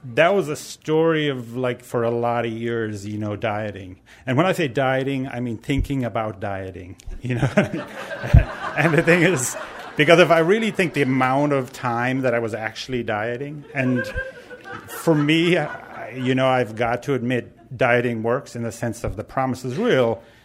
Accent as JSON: {"language": "English", "country": "Ireland", "tie": "born or raised there", "moved": "yes", "lives_now": "San Francisco, United States", "said": "I talk funny because I'm originally from Ireland"}